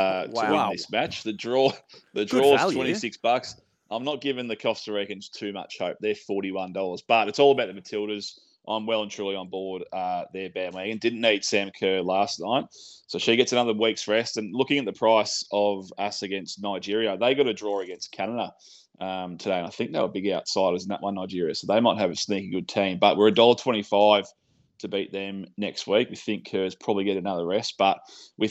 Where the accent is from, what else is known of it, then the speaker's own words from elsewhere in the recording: Australia; as an Australian